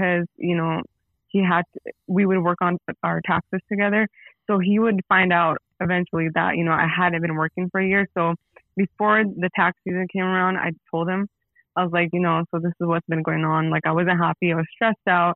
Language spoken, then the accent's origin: English; San Jose, California, United States; I'm from San Jose, California, born and raised